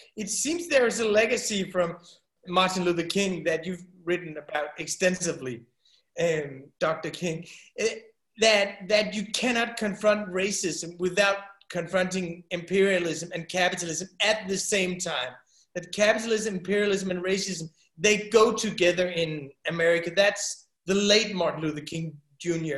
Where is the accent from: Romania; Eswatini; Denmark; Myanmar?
Denmark; We're from Denmark. That's a small country